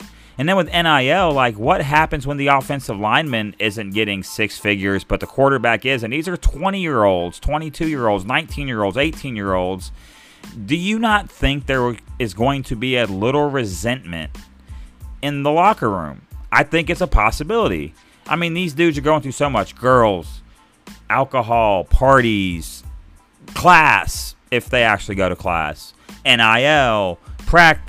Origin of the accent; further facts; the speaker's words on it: Arkansas, United States; I'm from Arkansas